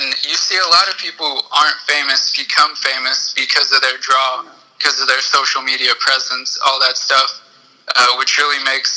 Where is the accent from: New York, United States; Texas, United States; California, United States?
California, United States; Long Beach; also born or lived in Orange County; now in Claremont, United States; I'm from Long Beach